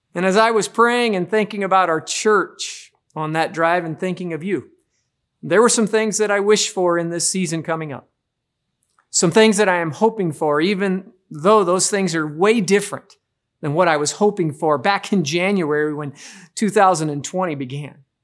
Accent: Midwest, United States; growing up in the Midwest

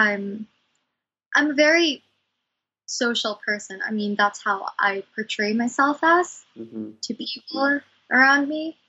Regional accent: Cebu City, Central Visayas, Philippines; I was born in Cebu, Philippines

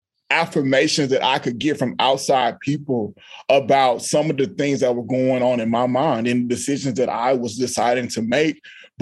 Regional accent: Austin, Texas, United States; I grew up in Austin, Texas. My mother is a Black American woman. My dad is a Black man from the Republic of Panama.

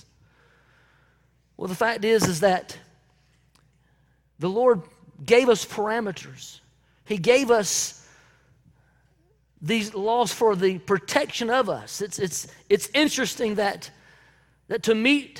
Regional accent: Belton, South Carolina, United States; the house that I grew up in Belton, South Carolina

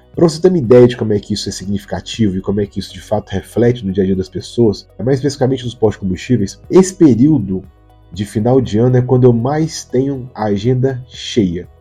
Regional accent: Minas Gerais, Brazil; Eu que sou mineiro

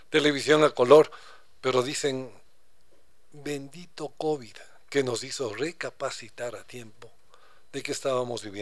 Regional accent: Quito, Pichincha, Ecuador; Somos enamorados de Quito, viví otro Quito lindo, lindo.

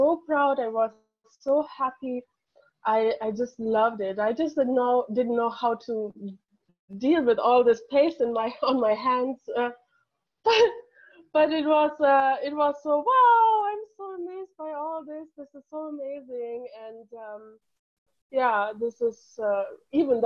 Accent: Hamburg, Germany; I'm from Hamburg, Germany.

